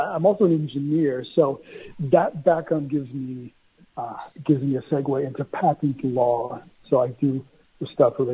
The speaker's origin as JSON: {"language": "English", "region": "Indiana", "country": "United States", "tie": "born or raised there", "first_language": "Spanish", "moved": "yes", "said": "I was born and raised in Indiana, of all places"}